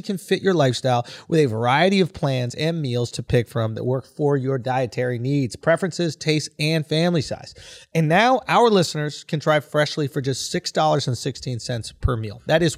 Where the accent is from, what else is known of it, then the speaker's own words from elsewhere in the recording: New York, United States; I'm from New York. Where would I golf?